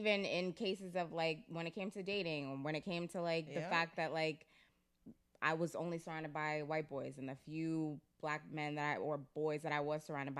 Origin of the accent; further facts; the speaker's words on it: Waltham, Massachusetts, United States; also born or lived in London; I grew up in Waltham.